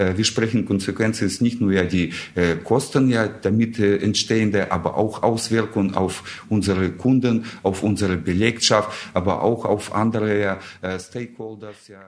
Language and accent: German; Russia; German is a second language; moved away as an adult; now in Germany; ich komme ursprünglich aus Russland her. Ich bin äh, vor 26 Jahren nach Deutschland gekommen